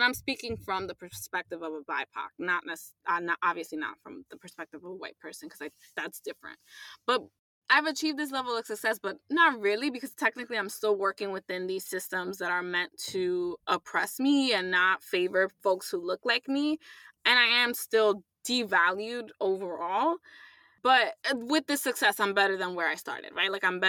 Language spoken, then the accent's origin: English; New York, United States; I'm Latina, I'm a New Yorker, I'm an ally.